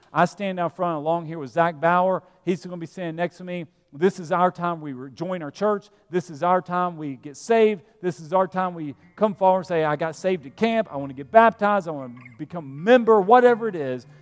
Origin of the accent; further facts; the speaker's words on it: Vestavia Hills, Alabama, United States; moved away; I'm from Alabama. I'm from a little town called Vestavia Hills